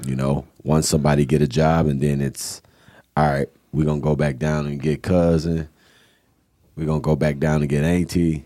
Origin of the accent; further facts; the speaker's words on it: Kenosha, Wisconsin, United States; growing up in Kenosha on the south side in the Lincoln Park neighborhood